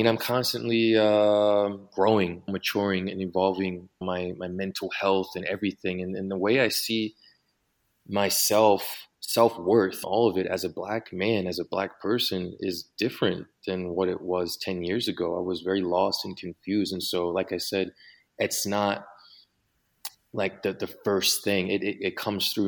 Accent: Philadelphia, Pennsylvania, United States; moved away as an adult; also born or lived in Honolulu, Hawaii / London; now in Mexico City, Mexico; my family's from Philadelphia. We moved back. I grew up there.

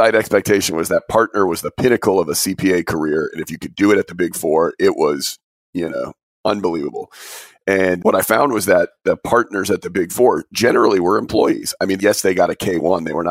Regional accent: Albany, New York, United States; I'm originally from Albany.

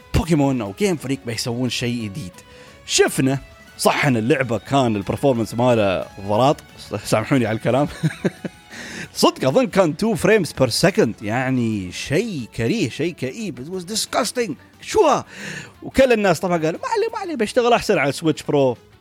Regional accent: United Arab Emirates; عندنا في الامارات

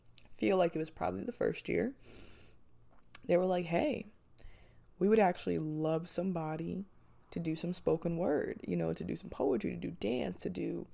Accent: Manchester Township, New Jersey, United States; moved away; I'm from a small town. It's called Manchester Township

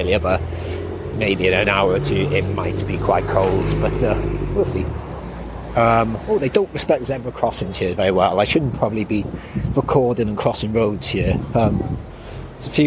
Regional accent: Wales, United Kingdom; moved away; also born or lived in Horsham; I'm from Wales.

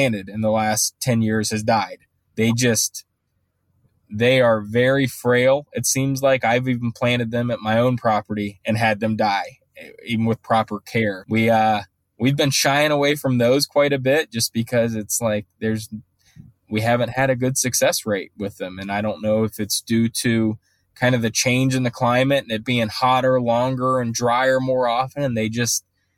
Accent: Ohio, United States; now in Charlotte, United States; I'm from Ohio

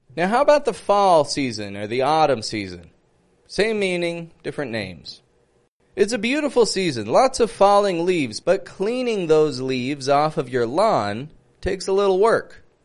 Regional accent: Toronto, Ontario, Canada; I'm from Toronto, Canada

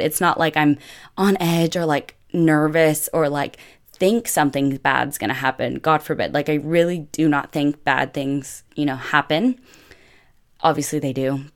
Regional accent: United States; also born or lived in Italy; I'm the American

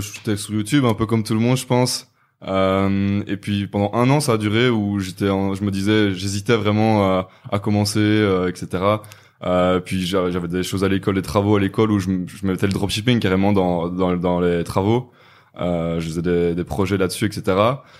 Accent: Namur, Wallonia, Belgium; je viens de Belgique, de Namur précisément

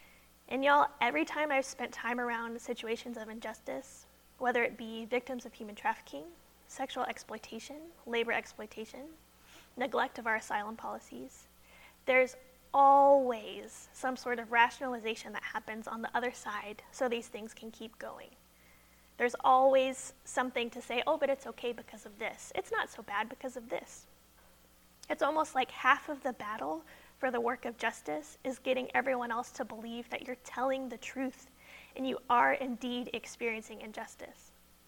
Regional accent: Wimberley, Texas, United States; I'm about the age when people start buying homes. And I'm from Wimberley

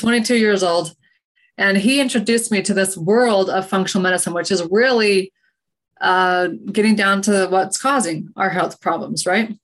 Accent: Utah, United States; moved away as an adult; also born or lived in Oregon; I'm from Utah originally

